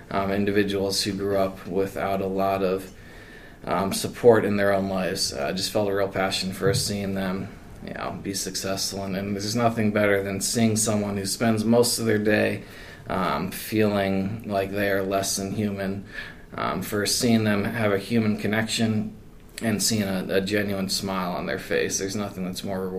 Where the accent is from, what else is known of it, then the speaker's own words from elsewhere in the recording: Columbus, Ohio, United States; moved away as an adult; also born or lived in Cleveland, Ohio; from Cleveland, Ohio, I like to say, and then but was born or grew up in Columbus.